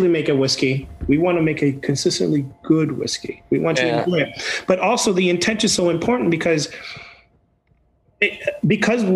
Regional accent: Puerto Rico; English is a second language; moved away; Growing up in Puerto Rico, my grandfather had land in the mountains that we would go

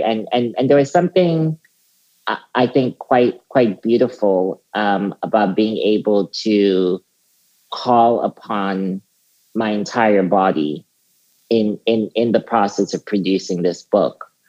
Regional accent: South Africa; as a teenager um, growing up in South Africa

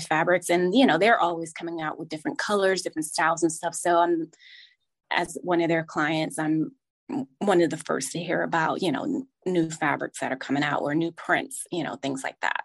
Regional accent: New Jersey, United States; moved away; I grew up in New Jersey

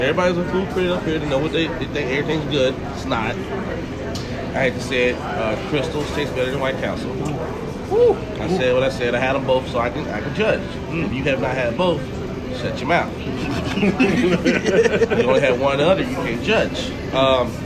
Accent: Tennessee, United States; moved away as an adult; now in Chicago, United States; I'm from Tennessee

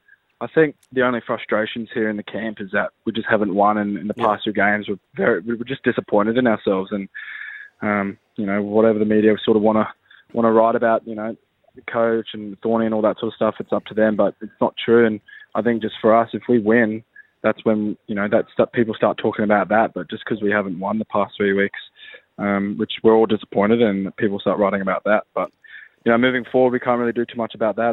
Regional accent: Australia; I'm an Australian

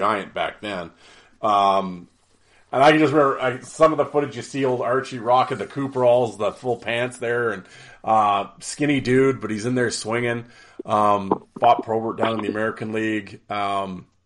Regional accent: Canada; it's the Canadian in me

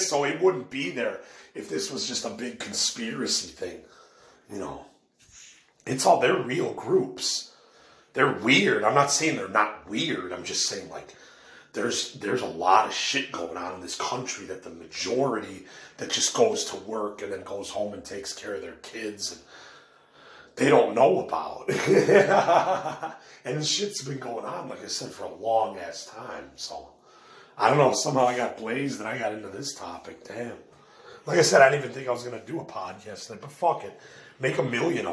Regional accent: Elmhurst, Illinois, United States; I know where the Mason Lodge is in Elmhurst, where the Freemasons meet

